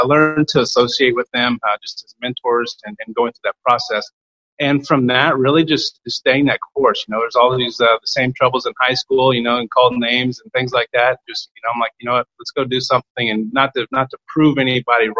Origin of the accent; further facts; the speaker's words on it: Kansas, United States; I grew up in Kansas, a little tiny small town just south of Barnard, Kansas.